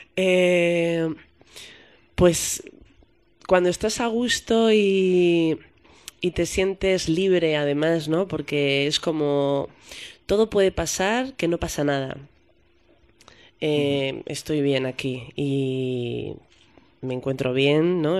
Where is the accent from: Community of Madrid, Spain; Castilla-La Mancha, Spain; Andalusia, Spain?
Community of Madrid, Spain; Madrid; moved away as an adult; yo soy madrileña